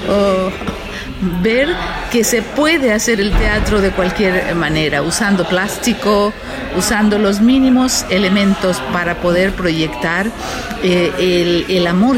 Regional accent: Mexico; lo que hacemos en, México

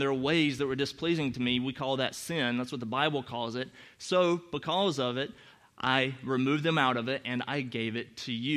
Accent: North Carolina, United States; now in Chicago, United States; as you can tell by opening my mouth, I'm from North Carolina originally

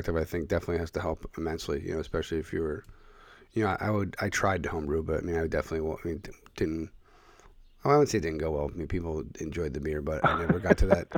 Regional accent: Philadelphia, Pennsylvania, United States; moved away; I grew up in the Philadelphia area.

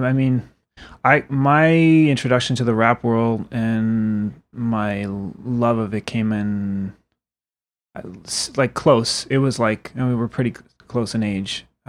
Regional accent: East Coast, United States; because I grew up on the East Coast.

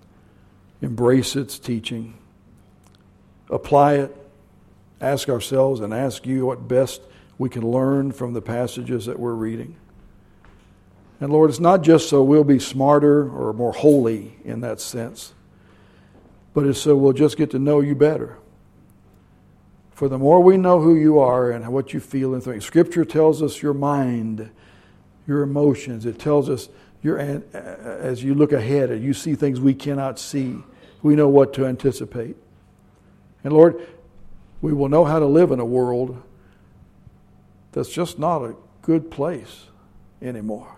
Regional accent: Kentucky, United States; I'm from Kentucky

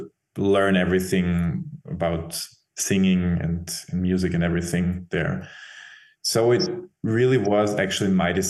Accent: Vienna, Austria; From Vienna.

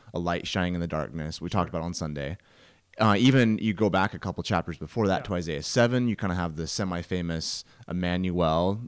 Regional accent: Washington, United States; I'm from Washington in the Cascade Mountains

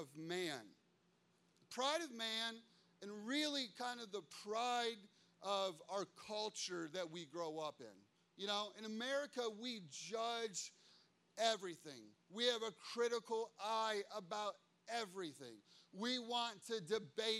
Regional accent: United States; I'm an American

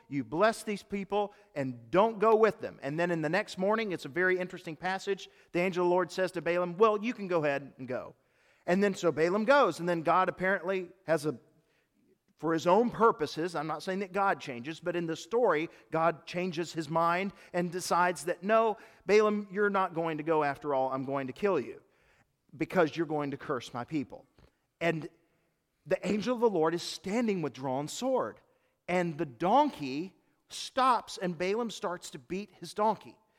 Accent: United States; I do celebrate being an American, and there is no other place on earth I would rather live

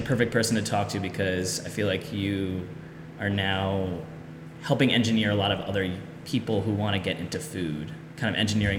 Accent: Baltimore, Maryland, United States; my hometown of Baltimore

